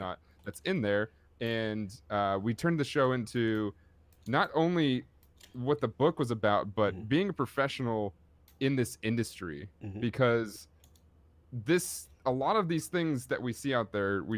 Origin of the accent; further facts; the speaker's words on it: Oakland, California, United States; I grew up in Oakland, California